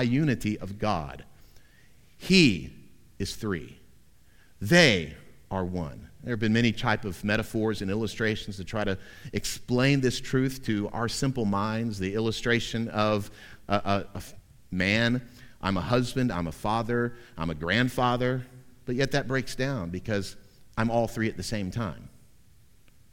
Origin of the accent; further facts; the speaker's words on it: Central Florida, United States; Growing up in Central Florida in the 70s and 80s